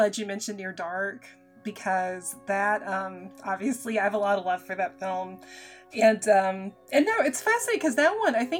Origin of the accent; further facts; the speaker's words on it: United States; grew up working class and in a very blue-collar kind of situation, because it's like, as somebody, you know, because I am American